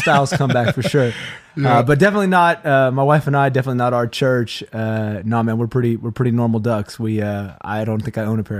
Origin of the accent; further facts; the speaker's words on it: Vacaville, California, United States; So I grew up in Vacaville for most of my life, moved here when I was 9, went to Vacapina Middle School and Wilsey Wood High School, graduated in 2001.